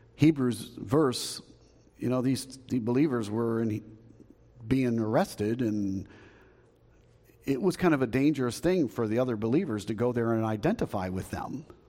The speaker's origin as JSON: {"language": "English", "country": "United States", "said": "we as believers, as American believers"}